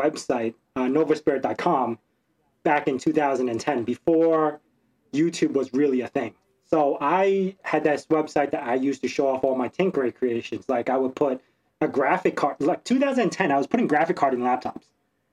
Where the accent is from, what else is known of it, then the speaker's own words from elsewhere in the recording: New York City, New York, United States; moved away as an adult; also born or lived in Hong Kong; now in Long Island, United States; So I grew up in Brooklyn. I lived in Brooklyn.